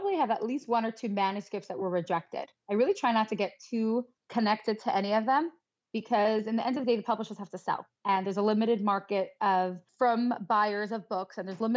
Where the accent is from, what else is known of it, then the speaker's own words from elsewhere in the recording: New York City, New York, United States; I grew up in Crown Heights. My husband's from Crown Heights. So we're both born and bred